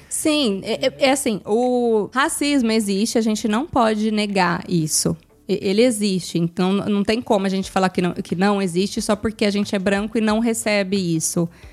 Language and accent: Portuguese; Brazil; now in Italy; a gente, como brasileiro